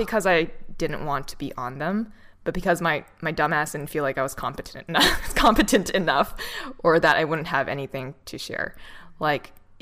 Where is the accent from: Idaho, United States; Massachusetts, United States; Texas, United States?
Massachusetts, United States; Boston; I'm from Boston